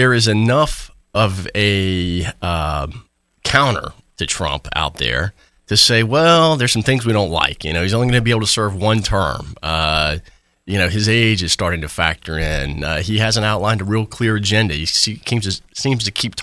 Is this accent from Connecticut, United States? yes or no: no; Florida, United States; I'm from Florida